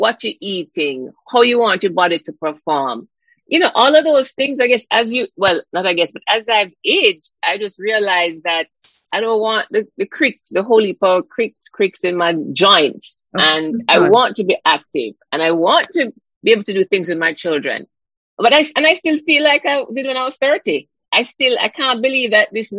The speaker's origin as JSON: {"language": "English", "country": "Jamaica", "tie": "born or raised there", "said": "growing up in Jamaica"}